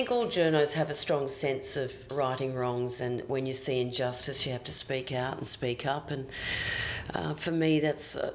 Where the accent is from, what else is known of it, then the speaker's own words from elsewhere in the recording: Queensland, Australia; you can always take the girl out of Queensland. You can never take Queensland out